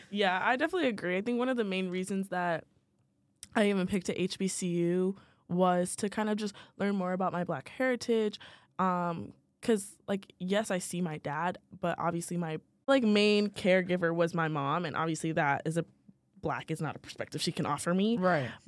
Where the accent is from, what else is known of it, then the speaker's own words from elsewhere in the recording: Virginia, United States; Oh, I'm from Virginia.